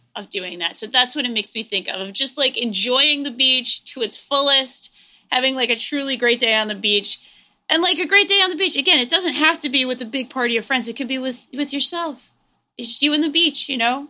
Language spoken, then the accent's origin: English; New England, United States; I grew up in New England